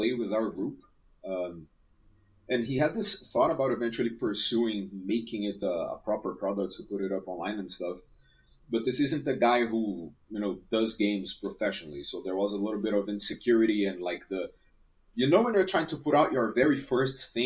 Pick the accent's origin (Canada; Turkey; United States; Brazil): Brazil; I'm from Brazil